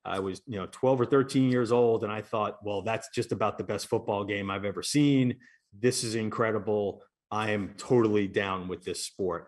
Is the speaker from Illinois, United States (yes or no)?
no; New York, United States; growing up in New York and, and in Queens is not exactly a place where you find a lot of college football fans